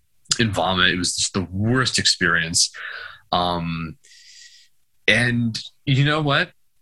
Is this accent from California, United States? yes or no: yes; San Diego, California, United States; now in Indiana, United States; I'm from San Diego, California, but I live in Indiana.